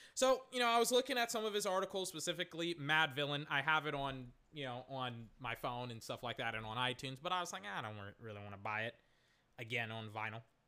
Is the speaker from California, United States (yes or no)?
no; Texas, United States; I'm, I'm from Texas